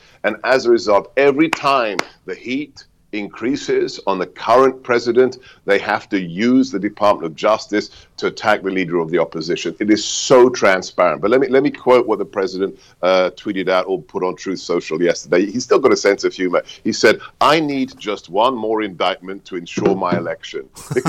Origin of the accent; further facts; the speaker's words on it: United Kingdom; born there; Yeah, you know me, you know, I was born in Blighty, and for me, this is one of the saddest things of recent years